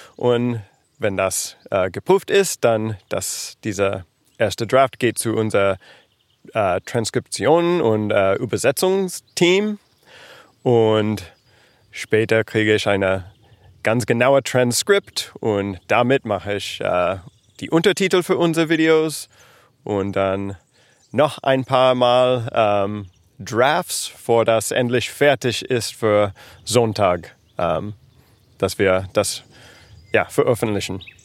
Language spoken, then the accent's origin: German; United States; German is a second language; moved away as an adult; now in Berlin, Germany; ich komme aus Amerika und ja, ich bin ähm, mit meiner Familie äh, vor zwei Jahren nach Berlin gezogen